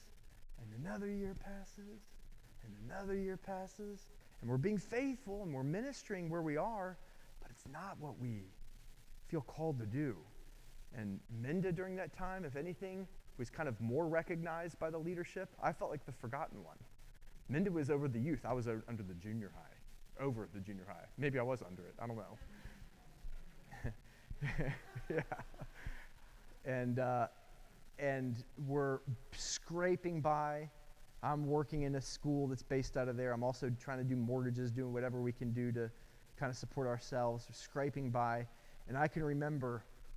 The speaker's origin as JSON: {"language": "English", "town": "Atlanta", "region": "Georgia", "country": "United States", "also_born_or_lived": "Dublin, Georgia", "said": "I'm from Atlanta, big city"}